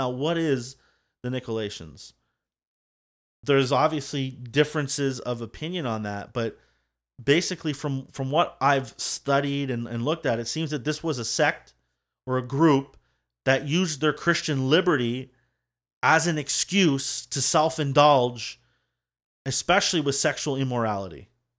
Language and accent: English; Scotland, United Kingdom; So don't just be like, oh … likes it.